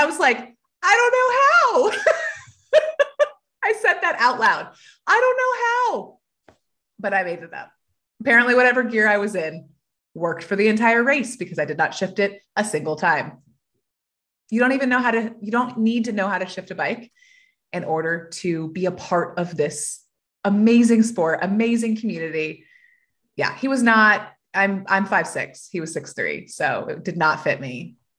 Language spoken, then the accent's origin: English; Georgia, United States; born there; also born or lived in Atlanta, United States; I am, actually. Technically, I was born in Georgia, but I've moved 13 times. So spent more time away from Georgia now than I spent in Georgia. But I was born in Georgia on Martin Army Base